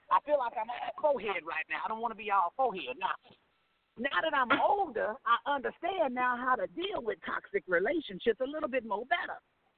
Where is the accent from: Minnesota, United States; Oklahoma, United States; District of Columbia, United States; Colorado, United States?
Oklahoma, United States; Oklahoma City; Well, I'm from Oklahoma City.